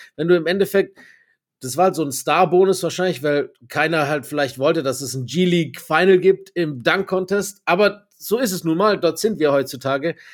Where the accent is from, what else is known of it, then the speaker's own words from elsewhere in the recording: Germany; Ich bin Deutscher